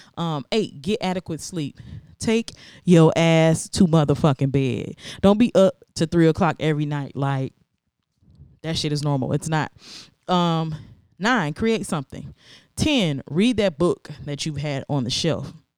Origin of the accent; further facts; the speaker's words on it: American South, United States; growing up in America, or at least the American South